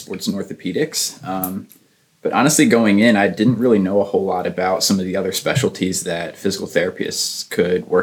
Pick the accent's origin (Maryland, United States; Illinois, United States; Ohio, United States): Maryland, United States; Elkton; I grew up in Maryland, a small town called Elkton